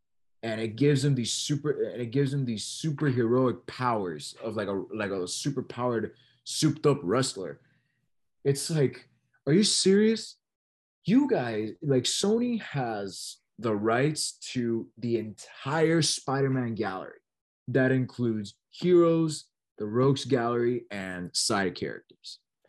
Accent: San Juan, Puerto Rico; born there; I am a proud Puerto Rican, right? I am, you know, I'm from San Juan. You know, I'm born, not raised, but I do have a lot of Puerto Rican Hispanic heritage.

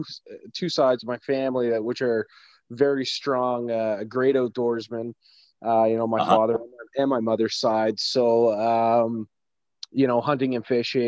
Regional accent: Liverpool, Nova Scotia, Canada; now in Fox Creek, Canada; I reside in Fox Creek, Alberta, but I'm actually born and raised in Liverpool, Nova Scotia, on the East Coast

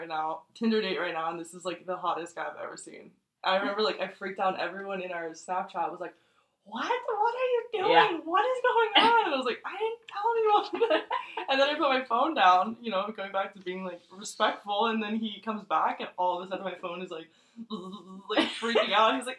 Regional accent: California, United States; we're both from California but from different places

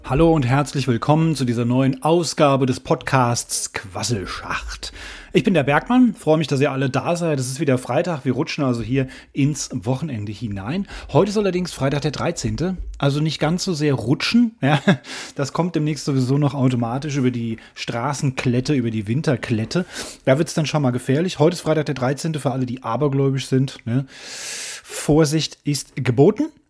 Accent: Germany; Bayern und Hessen in meinem Heimatland

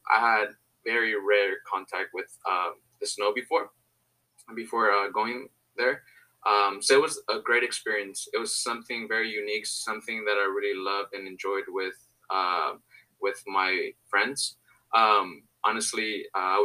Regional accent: Santa Monica, California, United States; also born or lived in Mexico; my hometown, Santa Monica

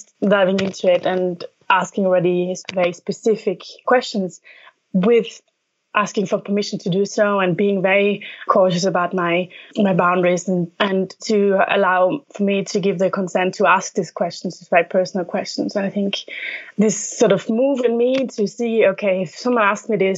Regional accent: Alpine region formerly part of Austria, Trentino-Alto Adige, Italy; moved away as an adult; also born or lived in London / Paris; I'm from Italy, from the very northern part, which is a smaller Alpine region, which is a bit unusual because there's many languages spoken

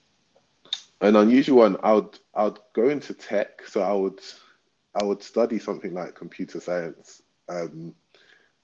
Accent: London, United Kingdom; we're from Southwark as well

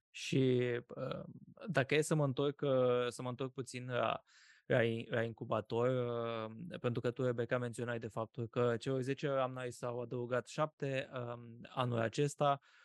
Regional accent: Iași, Iași County, Romania; Iașiului, de unde sunt eu original

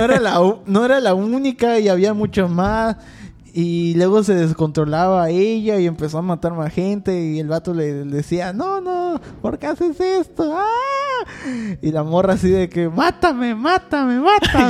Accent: Mexico; hay que apoyar como mexicanos

